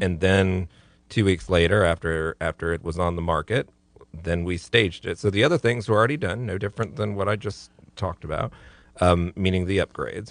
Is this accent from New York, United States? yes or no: no; Florida, United States; I'm from Florida